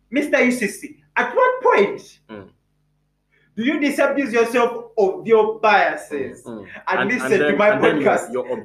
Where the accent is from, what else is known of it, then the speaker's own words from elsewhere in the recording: Jinja, Eastern Region, Uganda; also born or lived in Kumi; I grew up in Jinja.